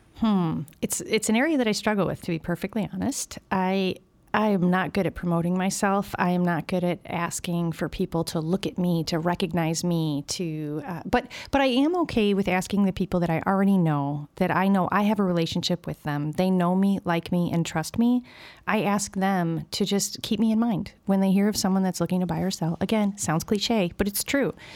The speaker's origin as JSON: {"language": "English", "town": "Berwyn", "region": "Illinois", "country": "United States", "tie": "born or raised there", "also_born_or_lived": "Brookfield, Illinois", "said": "I grew up in Berwyn"}